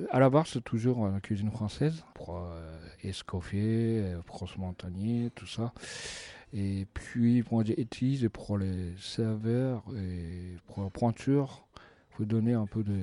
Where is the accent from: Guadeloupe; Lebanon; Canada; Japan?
Japan; Sapporo, Hokkaido; French is a second language; moved away as an adult; also born or lived in Tokyo, Japan; now in France; Je suis né à Hokkaido à Sapporo.